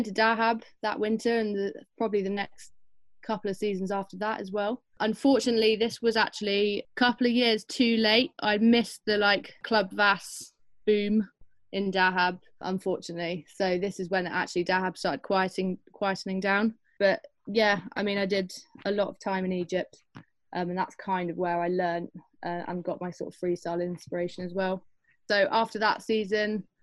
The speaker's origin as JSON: {"language": "English", "area": "Devon", "region": "South West England", "country": "United Kingdom", "tie": "born or raised there", "moved": "as an adult", "said": "growing up in Devon"}